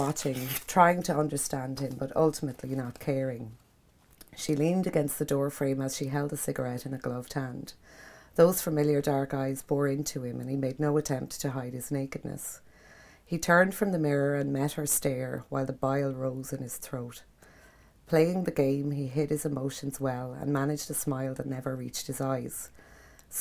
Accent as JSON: {"language": "English", "town": "Kilmore Quay", "region": "County Wexford", "country": "Ireland", "tie": "born or raised there", "said": "I grew up down in Kilmarnock. I chased fishermen up and down the pier in Kilmarnock"}